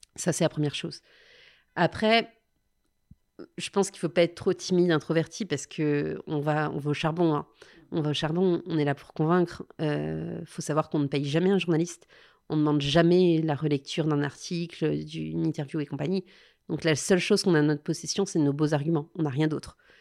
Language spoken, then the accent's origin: French; Lyon, Auvergne-Rhône-Alpes, France; en tant que Lyonnaise